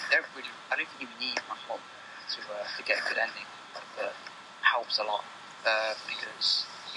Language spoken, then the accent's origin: English; United Kingdom; I'm a British person.